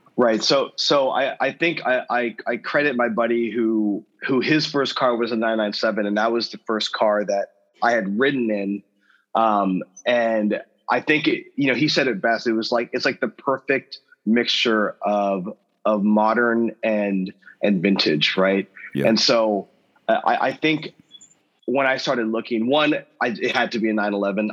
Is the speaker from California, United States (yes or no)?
yes; Southern California, United States; I grew up in Southern California